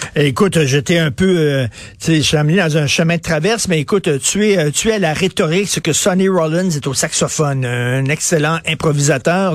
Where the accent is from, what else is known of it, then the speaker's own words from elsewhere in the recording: Quebec, Canada; Nous sommes tous des Québécois